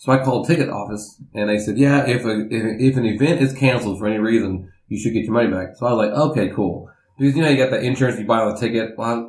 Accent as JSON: {"language": "English", "region": "Oklahoma", "country": "United States", "said": "I'm from Oklahoma"}